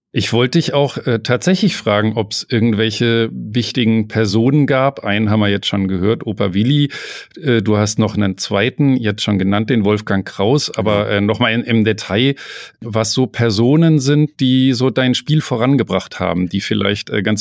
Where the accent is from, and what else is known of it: Hamm, North Rhine-Westphalia, Germany; also born or lived in Kellenhusen